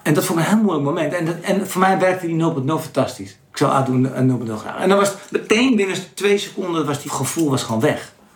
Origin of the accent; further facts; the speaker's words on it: Landsmeer, North Holland, Netherlands; ik kom uit Lansmeer, een klein dorpje.